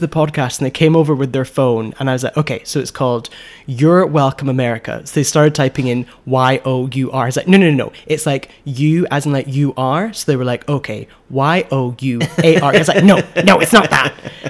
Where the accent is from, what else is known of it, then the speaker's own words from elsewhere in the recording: South Shields, North East England, United Kingdom; South Shields.